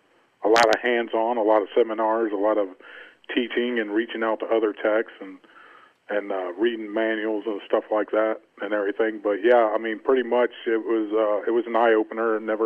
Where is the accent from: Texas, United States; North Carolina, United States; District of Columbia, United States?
North Carolina, United States; I'm originally from North Carolina.